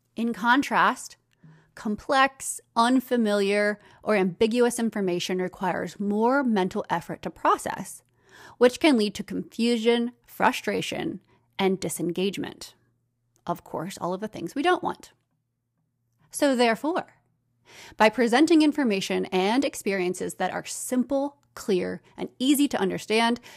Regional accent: United States; accent: American; my American accent.

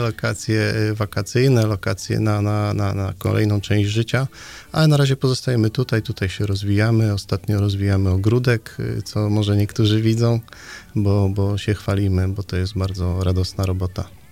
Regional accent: Nidzica, Warmian-Masurian Voivodeship, Poland; moved away as an adult; also born or lived in Gdańsk; now in Straszyn, Poland; pochodzę z y, małego miasteczka w warmińsko-mazurskim

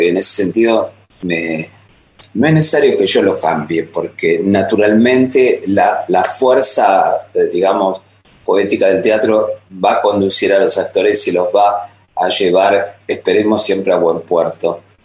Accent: Buenos Aires, Argentina; moved away as an adult; also born or lived in France; now in Paris, France; la formación aquí en Buenos Aires fue muy, muy potente y muy, muy sólida, creo, como para olvidarme que soy argentino.

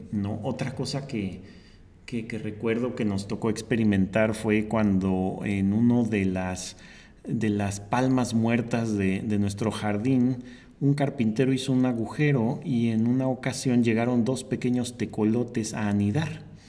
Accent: Mexico City, Mexico; moved away; yo vengo de la Ciudad de México

